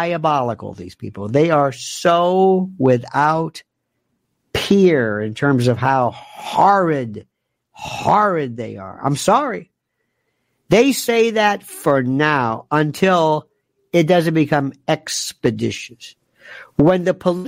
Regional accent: United States; I'm an American, and I oftentimes find problems with my country.

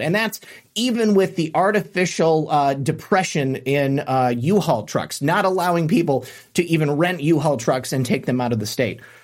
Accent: Florida, United States; my home state of Florida

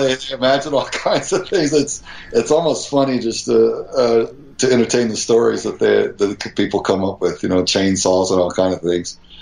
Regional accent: Texas, United States; as an American patriot you know, son of Texas

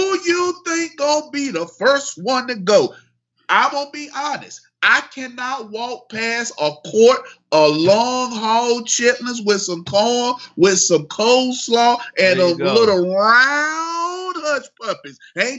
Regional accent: the South, United States; I'm from the South.

